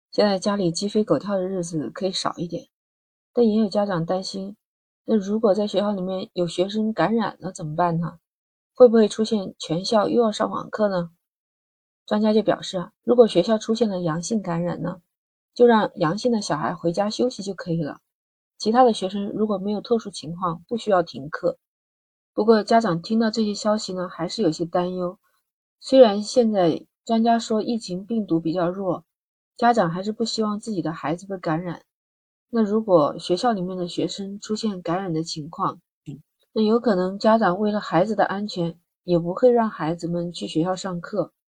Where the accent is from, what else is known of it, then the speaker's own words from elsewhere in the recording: Guangdong, China; 像我们广东这边的学校放寒假大概就是在一月八号